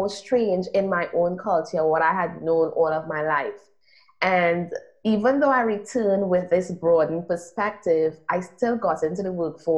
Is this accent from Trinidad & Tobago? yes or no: yes; Trinidad & Tobago; also born or lived in United States; I'm from Trinidad and Tobago, which is a small island in the Caribbean.